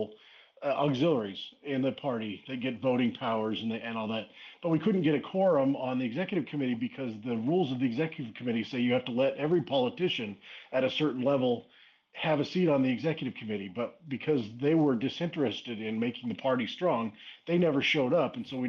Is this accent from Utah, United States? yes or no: yes; Cedar City, Utah, United States; also born or lived in Traverse Mountain, Utah; I moved back to Cedar City, which is my hometown.